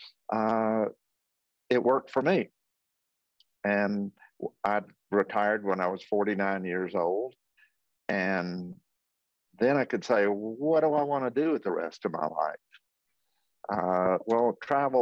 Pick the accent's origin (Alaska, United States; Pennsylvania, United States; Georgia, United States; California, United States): Georgia, United States; Athens; I was born and raised in Athens, Georgia